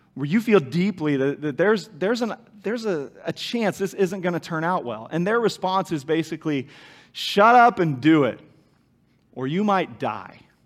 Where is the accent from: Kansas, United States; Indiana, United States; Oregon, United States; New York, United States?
Kansas, United States; moved away; I knew Larry and Sharon when I was growing up in Kansas